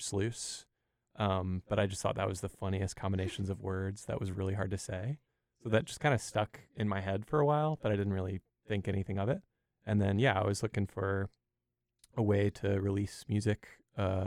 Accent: Winston-Salem, North Carolina, United States; also born or lived in Asheville, North Carolina / Durham, North Carolina; I'm from Winston-Salem, but live in Durham now with my bandmates

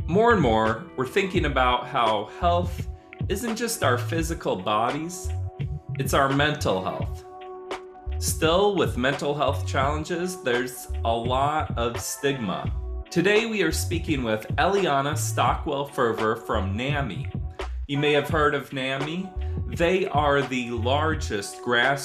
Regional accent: South Bend, Indiana, United States; I grew up in South Bend, Indiana

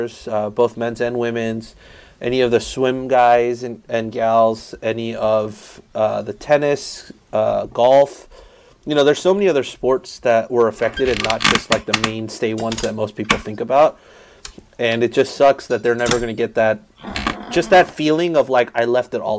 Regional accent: South Korea; now in United States; I grew up overseas in South Korea. I have family over there in South Korea

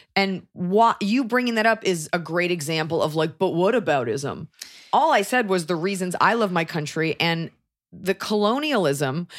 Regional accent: United States; proud to be an American?

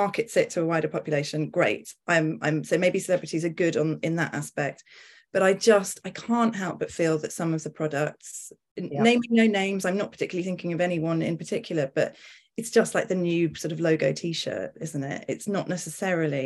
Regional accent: United Kingdom; I'm a journalist and I'm also British

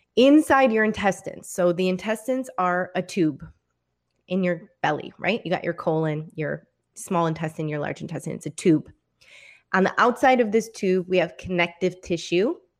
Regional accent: Michigan, United States; I'm from Michigan

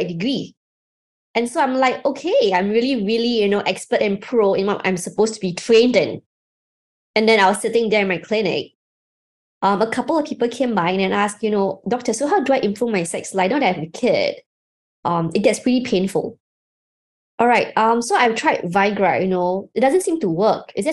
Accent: Singapore; I'm from Singapore

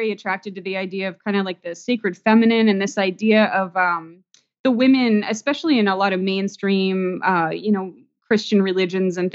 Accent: San Diego, California, United States; also born or lived in Florida; I was born here in San Diego and grew up in Ocean Beach

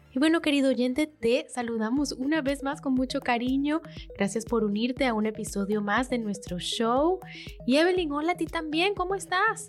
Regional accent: Venezuela; como venezolanas que somos

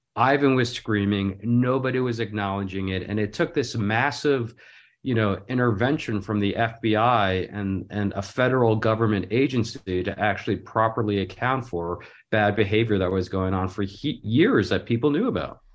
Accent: Los Angeles, California, United States; from Los Angeles

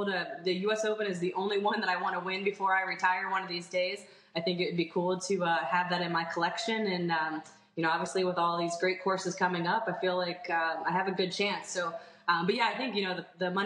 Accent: United States; being an American player

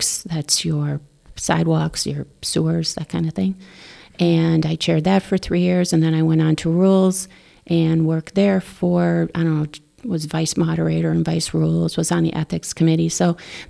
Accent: Wisconsin, United States; now in Darien, United States; I grew up in Wisconsin and went to University of Wisconsin

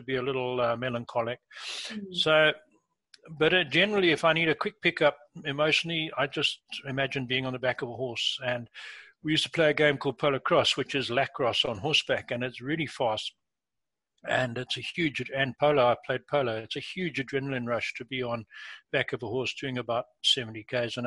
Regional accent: England, United Kingdom; moved away; I was born in England, been back many times as an adult

